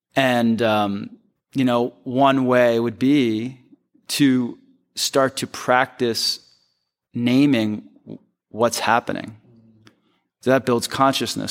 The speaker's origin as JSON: {"language": "English", "town": "Philadelphia", "region": "Pennsylvania", "country": "United States", "tie": "born or raised there", "also_born_or_lived": "Chicago / New York", "moved": "as an adult", "said": "I'm from Philly, I'm from the East Coast, that's where I grew up"}